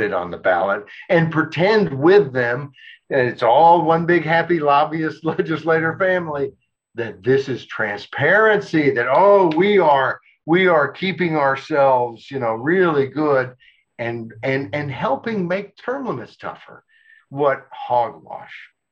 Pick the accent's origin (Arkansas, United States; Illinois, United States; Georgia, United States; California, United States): Arkansas, United States; I grew up in Arkansas